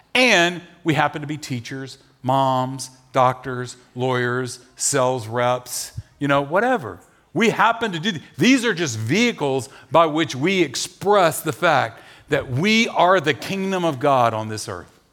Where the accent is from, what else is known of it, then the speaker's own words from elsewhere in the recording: Nashville, Tennessee, United States; we're from Nashville.